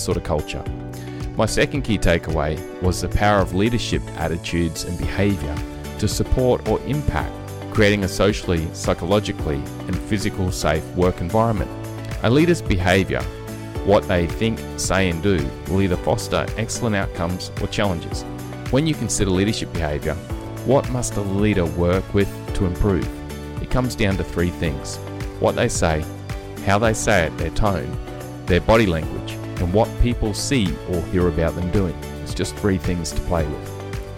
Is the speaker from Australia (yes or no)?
yes; Australia; accent: Aussie; two Aussie accents